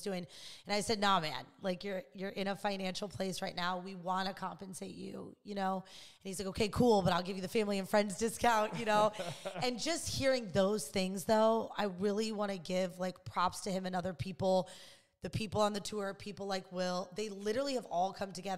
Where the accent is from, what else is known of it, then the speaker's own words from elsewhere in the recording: Illinois, United States; now in Los Angeles, United States; I'm from Illinois